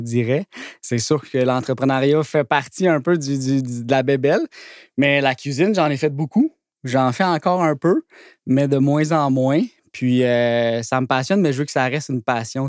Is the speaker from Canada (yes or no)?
yes; Blainville, Quebec, Canada; je un petit gars de Blainville aussi à, la base. Là. Fait que c'était comme un parfait, euh, un parfait timing pour se réinstaller dans un petit commerce de ma ville natale